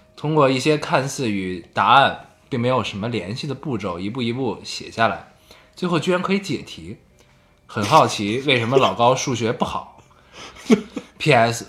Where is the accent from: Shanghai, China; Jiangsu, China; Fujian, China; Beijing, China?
Beijing, China; 我们生活在北京啊